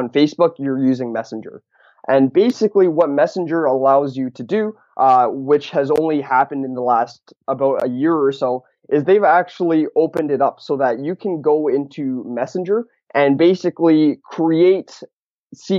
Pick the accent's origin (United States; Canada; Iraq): Canada; Vancouver, British Columbia; I'm actually from Vancouver, Canada